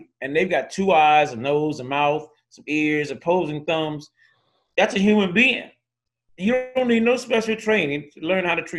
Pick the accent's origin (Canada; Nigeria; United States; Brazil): United States; Miami, Florida; moved away; also born or lived in Minneapolis; I'm from Miami, man.